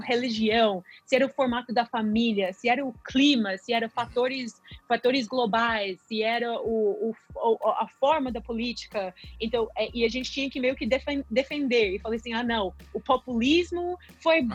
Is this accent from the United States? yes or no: yes; United States; Portuguese is a second language; moved away as an adult; also born or lived in São Paulo, Brazil; sendo americana.